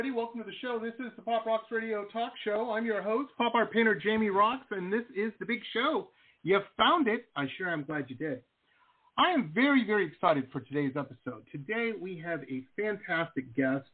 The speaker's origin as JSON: {"language": "English", "town": "Detroit", "region": "Michigan", "country": "United States", "tie": "born or raised there", "also_born_or_lived": "Southern California", "moved": "yes", "lives_now": "Florida, United States", "said": "I grew up in Metro Detroit. I've lived all over. Lived in Southern California for a while"}